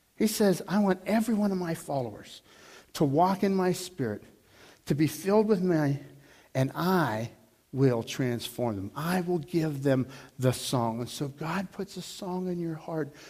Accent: Dormont, Pennsylvania, United States; growing up in Dormont. You know, I lived on Arkansas Avenue

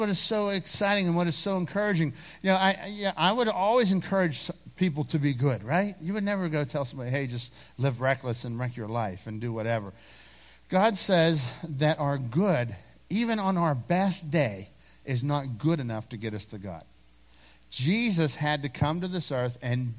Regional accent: Dormont, Pennsylvania, United States; I grew up in Dormont

